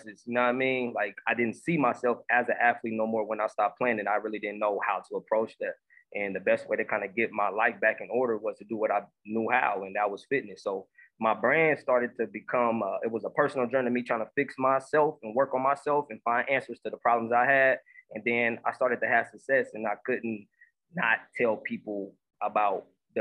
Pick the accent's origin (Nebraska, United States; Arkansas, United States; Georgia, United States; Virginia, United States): Nebraska, United States; Omaha; now in Houston, United States; I'm from Omaha, Nebraska. Currently, I'm residing in Houston, Texas